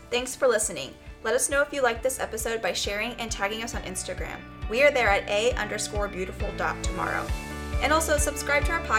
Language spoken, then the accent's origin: English; Midwest, United States; we're from the Midwest